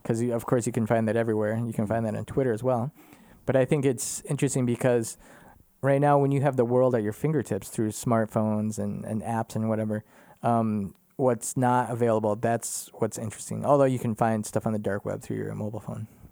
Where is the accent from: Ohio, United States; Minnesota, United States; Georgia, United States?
Minnesota, United States; moved away as an adult; now in Germany; I grew up in Minnesota